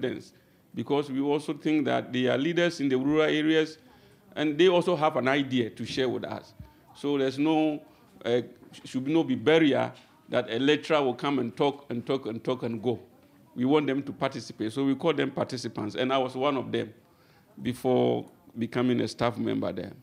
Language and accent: English; Ghana; moved away as an adult; now in Japan; I am from Ghana, and I've been in Japan for 12 years now.